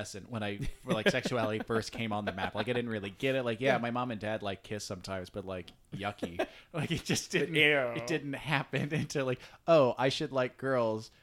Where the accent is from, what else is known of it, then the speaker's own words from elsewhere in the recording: Virginia, United States; I grew up in Virginia